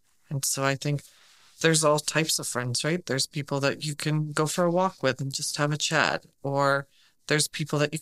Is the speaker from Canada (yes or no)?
no; England, United Kingdom; moved away; all my family's from England. I'm from England.